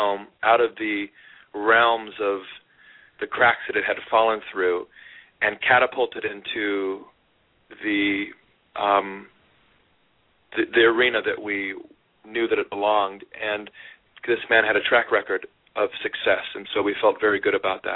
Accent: Sacramento, California, United States; moved away as an adult; also born or lived in Hollywood; came to Hollywood from my hometown of Sacramento

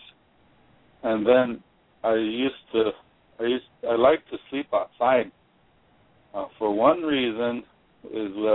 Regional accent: Yankton, South Dakota, United States; I grew up there in Yankton along the river, the Missouri River, and that's the place I called my home

